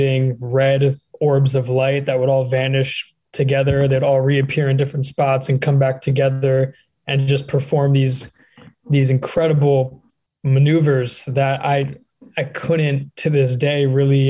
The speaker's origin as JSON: {"language": "English", "town": "Beachwood", "region": "New Jersey", "country": "United States", "tie": "born or raised there", "said": "my hometown of Beechwood, New Jersey"}